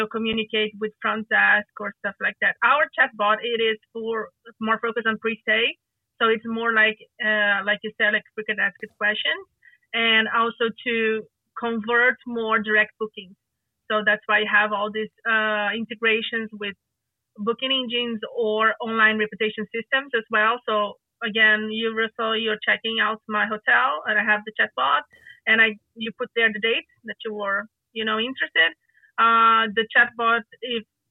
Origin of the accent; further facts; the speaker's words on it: Rio de Janeiro, Brazil; moved away; I don't live in Rio de Janeiro right now, but I am from Rio de Janeiro.